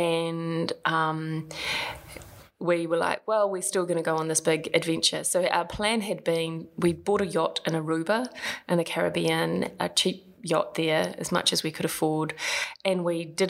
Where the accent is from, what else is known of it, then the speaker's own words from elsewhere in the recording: Palmerston North, Manawatū-Whanganui, New Zealand; moved away as an adult; also born or lived in Wellington / Melbourne / Japan / London; I hail from Palmerston North, apparently the shittest town in New Zealand.